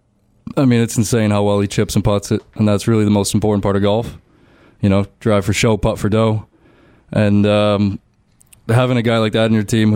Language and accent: English; Toronto, Ontario, Canada; moved away as an adult; now in Mississippi, United States; growing up in Canada, you kind of grow up playing hockey and golf in the summers